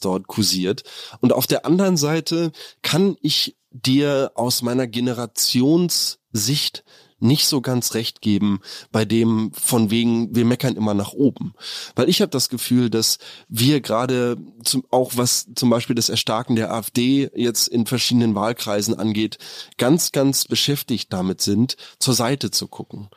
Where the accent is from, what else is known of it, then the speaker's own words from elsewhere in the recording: Germany; wir als Deutschland, als Deutsche